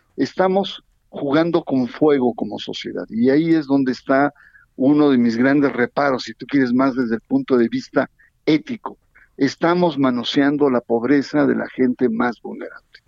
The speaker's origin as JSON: {"language": "Spanish", "region": "Veracruz", "country": "Mexico", "moved": "yes", "lives_now": "State of Mexico, Mexico", "said": "Soy veracruzano, pero estoy más mexiquense que las cachas"}